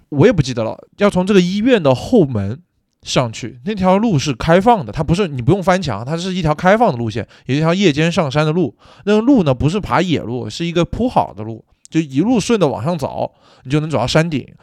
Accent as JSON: {"language": "Chinese", "town": "Nanchang", "region": "Jiangxi", "country": "China", "tie": "born or raised there", "moved": "as an adult", "lives_now": "Beijing, China", "said": "其实我对北京的了解会比我对我自己家乡，就是江西南昌还要更了解"}